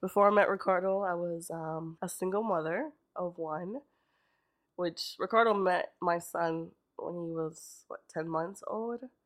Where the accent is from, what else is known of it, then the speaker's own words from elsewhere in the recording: Lancaster, Pennsylvania, United States; also born or lived in Bronx, New York; I'm from Lancaster